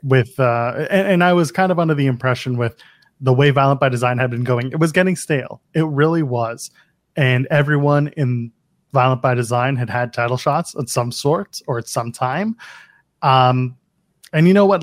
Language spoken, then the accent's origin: English; Canada; I'm Canadian